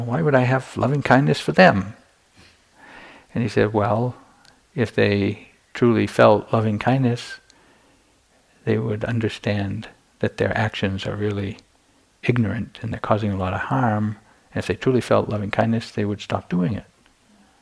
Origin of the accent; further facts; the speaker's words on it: United States; moved away as an adult; also born or lived in Myanmar; I'm an American monk